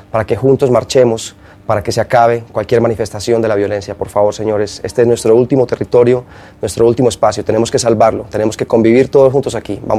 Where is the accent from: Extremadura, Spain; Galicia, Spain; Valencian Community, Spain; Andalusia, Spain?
Galicia, Spain; A Coruña, Costa da Morte; soy de aquí de La Coruña, de la zona de Costa de la Morte.